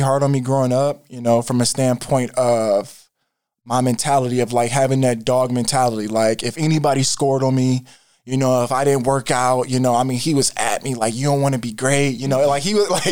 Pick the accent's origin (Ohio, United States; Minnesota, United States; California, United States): Ohio, United States; Canton; born or raised there; also born or lived in Germany